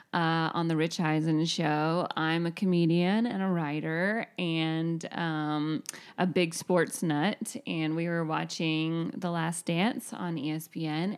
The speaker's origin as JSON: {"language": "English", "region": "North Georgia", "country": "United States", "tie": "born or raised there", "also_born_or_lived": "Northern California", "said": "I grew up in North Georgia, not Atlanta"}